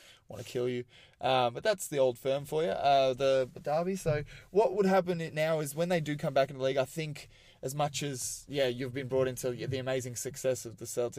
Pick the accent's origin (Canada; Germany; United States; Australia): Australia; Melbourne, Victoria; growing up in Australia, like, we've... Aussie rules is the big game